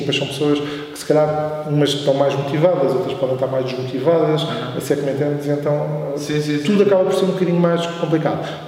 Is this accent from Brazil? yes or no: no; Oeiras, Lisbon, Portugal; also born or lived in Coimbra; eu sempre morei aqui na linha